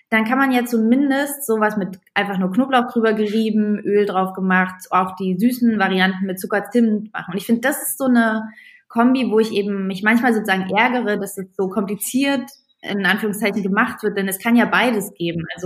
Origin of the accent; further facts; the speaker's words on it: East Germany, Germany; also Roster sind bei uns Bratwürstchen, ich komme aus dem Osten.